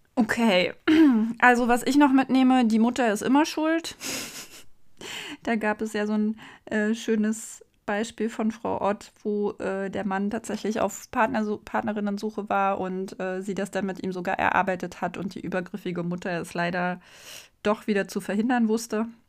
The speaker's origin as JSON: {"language": "German", "area": "the East", "region": "eastern Germany", "country": "Germany", "tie": "born or raised there", "said": "ich bin ja im Osten aufgewachsen"}